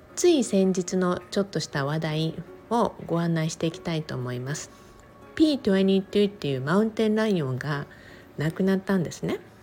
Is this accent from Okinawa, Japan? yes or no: yes; Okinawa, Japan; 沖縄生まれ沖縄育ち